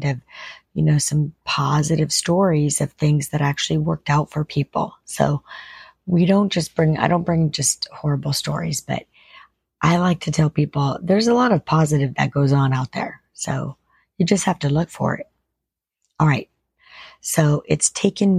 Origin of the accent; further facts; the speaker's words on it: Ireland; I'm Irish.